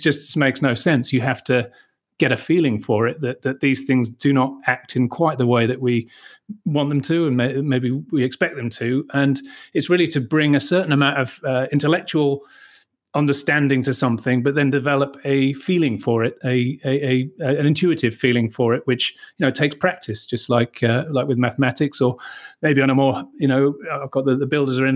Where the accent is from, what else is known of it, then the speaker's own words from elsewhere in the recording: Manchester, North West England, United Kingdom; now in Austria; I'm a British journalist born in Manchester